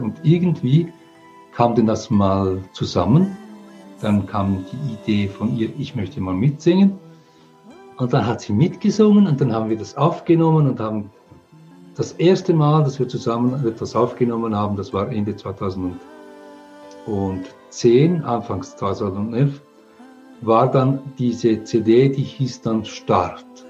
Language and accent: German; England, United Kingdom; now in Switzerland; Ich komme aus England. Meine Mutter ist Engländerin. Ich bin in England geboren. Wir sind dann äh, in die Schweiz emigriert